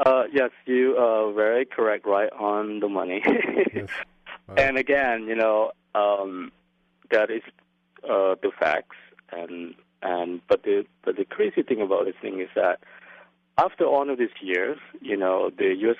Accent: Laos; also born or lived in Brooklyn, New York; now in New York City, United States; I came from Laos

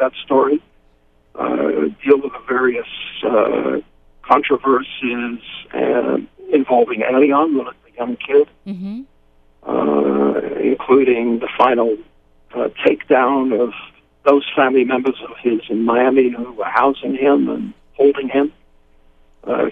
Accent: United Kingdom; moved away; also born or lived in Phoenix / Costa Rica; I'm British

